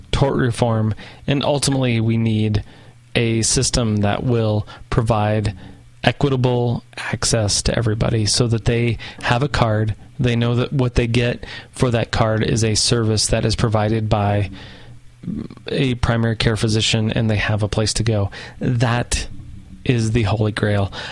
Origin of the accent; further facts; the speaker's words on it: the South, United States; And I'm from the South and I can prove it.